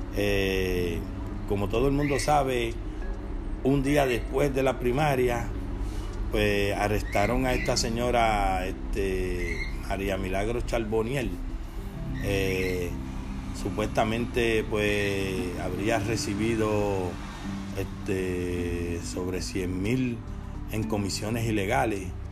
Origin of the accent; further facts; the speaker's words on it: Puerto Rico; nosotros como puertorriqueños